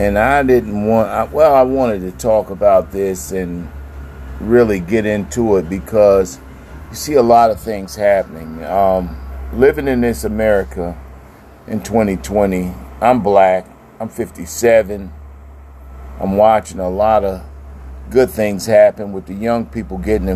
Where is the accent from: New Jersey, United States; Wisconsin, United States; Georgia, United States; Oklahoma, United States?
New Jersey, United States; I'm from New Jersey